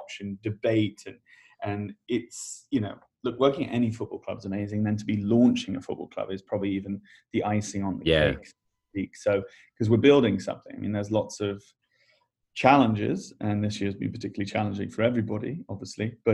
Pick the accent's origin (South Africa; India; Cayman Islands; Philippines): Cayman Islands; moved away; also born or lived in England / United States; I grew up in the Cayman Islands, school in England, and then university in the States